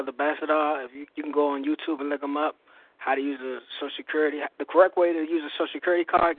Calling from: Maryland, United States; I'm calling from Maryland.

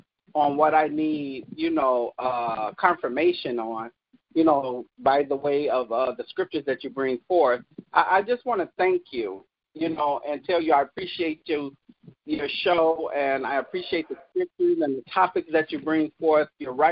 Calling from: Kalamazoo, Michigan, United States; I'm from Kalamazoo, Michigan.

